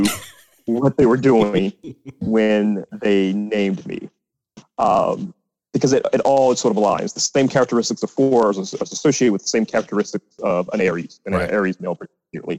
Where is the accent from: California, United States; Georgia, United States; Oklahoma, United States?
Georgia, United States; East Point; also born or lived in Washington, D.C.; Growing up in Atlanta, I was very familiar with Morehouse